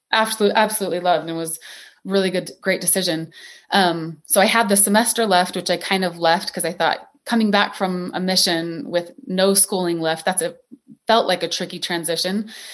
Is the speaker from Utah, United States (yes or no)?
yes; St. George, Utah, United States; I am originally from Saint George, Utah, beautiful Red Rock town that still has my heart